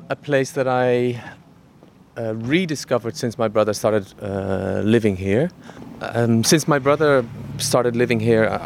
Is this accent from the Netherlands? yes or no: yes; Amsterdam, North Holland, Netherlands; also born or lived in England; I grew up in Amsterdam partly in Amsterdam, partly in England, and then in several other spots in, in the Netherlands.